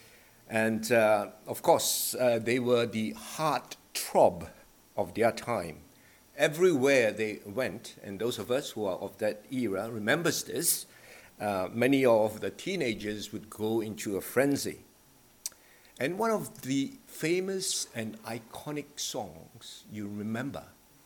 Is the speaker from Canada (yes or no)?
no; Malaysia; now in Australia; Growing up in Malaysia